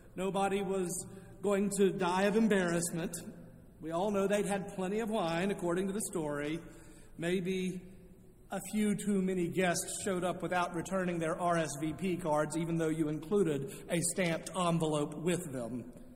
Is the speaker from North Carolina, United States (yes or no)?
yes; Charlotte, North Carolina, United States; moved away as an adult; also born or lived in Indiana; I had returned to my hometown of Charlotte